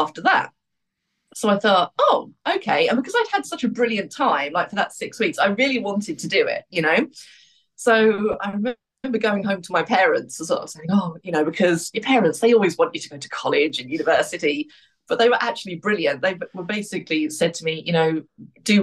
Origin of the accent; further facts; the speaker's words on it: Luton, East of England, United Kingdom; moved away as an adult; also born or lived in Australia; I grew up in Luton.